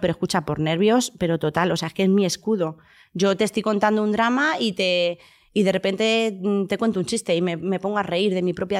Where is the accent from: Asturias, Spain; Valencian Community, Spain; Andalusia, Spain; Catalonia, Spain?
Andalusia, Spain; Huelva; moved away; toda mi infancia ha sido en, en Andalucía, en Huelva